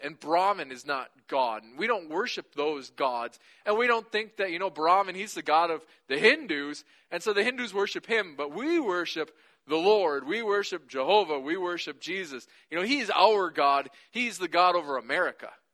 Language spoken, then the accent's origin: English; United States; we do as American Christians